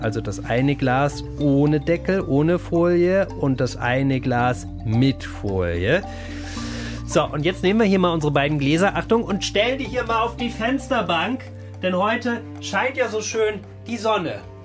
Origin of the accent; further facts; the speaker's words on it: Germany; hier bei uns in Deutschland